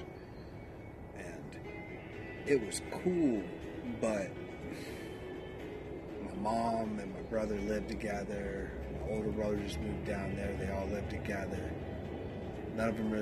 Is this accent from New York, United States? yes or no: no; Salisbury, North Carolina, United States; moved away; also born or lived in Harrisburg, Pennsylvania; I'm from Salisbury, North Carolina